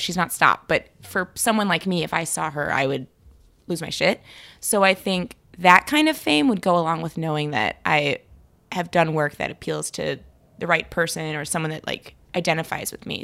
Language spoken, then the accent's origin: English; Chicago, Illinois, United States; also born or lived in Connecticut / France; I'm from Chicago, and I'm Jewish